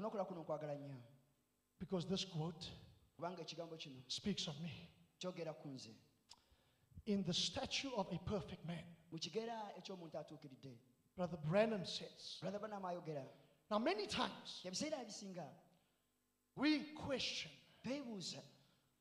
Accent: South Africa; accent: South African; now in New Zealand; my South African accent

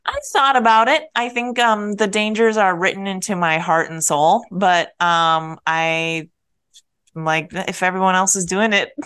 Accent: Minnesota, United States; moved away; Mall of America it's our mall as Minnesotan

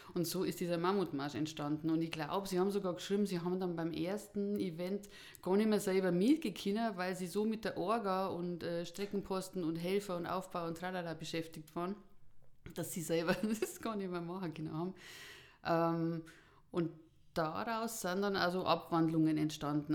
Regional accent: Buch am Buchrain, Bavaria, Germany; also born or lived in Taufkirchen; komme aus Buch am Buch rein im Landkreis Erding

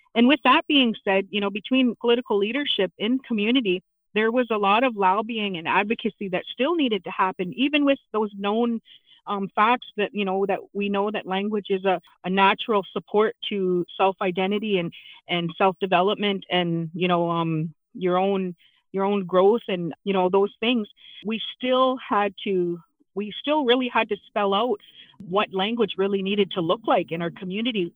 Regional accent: London, Ontario, Canada; also born or lived in Chippewa of the Thames First Nation, Ontario; I am from Chippewa, the Thames, and I I was uh, I grew up in London in the city

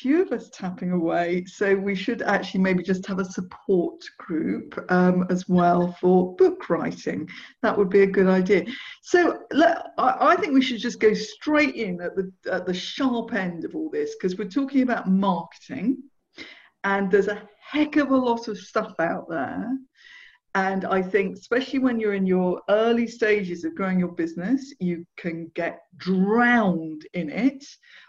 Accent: South East England, United Kingdom; I grew up in Surrey, but yeah, and I can go frightfully Surrey if I want to sound frightfully posh.

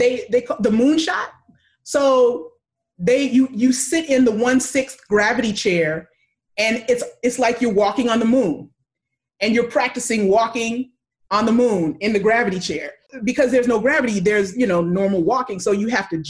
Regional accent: California, United States; I was from California.

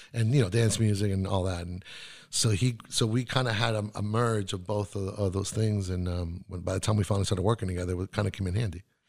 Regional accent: Santiago, Santiago Metropolitan Region, Chile; first language Spanish; English is a second language; moved away; also born or lived in Miami / New York; I was born in Santiago, Chile.

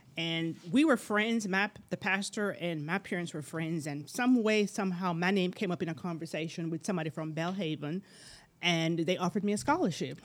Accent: Jamaica; moved away; I'm from Jamaica originally.

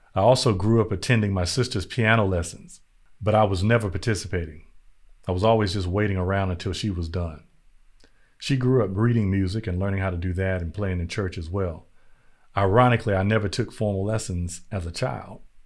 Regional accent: North Carolina, United States; growing up in North Carolina in the eighties and the nineties

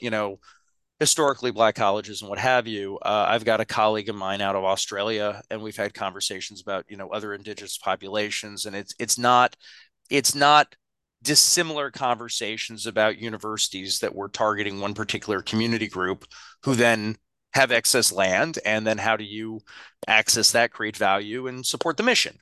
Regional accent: United States; I'm an American

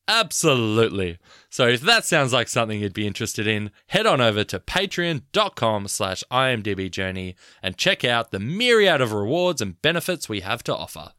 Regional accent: Australia; I'm from Australia and grew up in the nineties

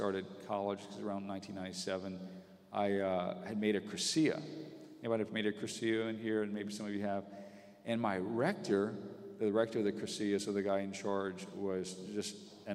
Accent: Breaux Bridge, Louisiana, United States; I was one of four boys, and we grew up in Brobridge and around extended family

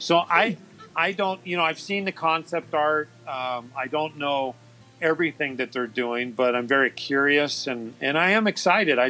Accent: California, United States; I've been born and raised in California

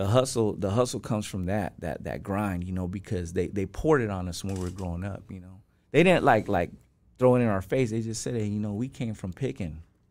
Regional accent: Niland, California, United States; moved away; also born or lived in Riverside; What are the chances that I came from that little town?

